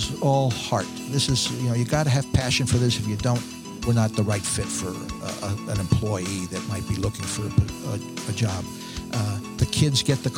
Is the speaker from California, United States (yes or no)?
no; New York City, New York, United States; I grew up in Brooklyn.